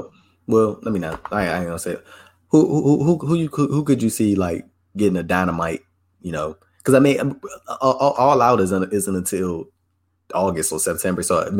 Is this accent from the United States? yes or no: no; United Kingdom; I'm a Brit.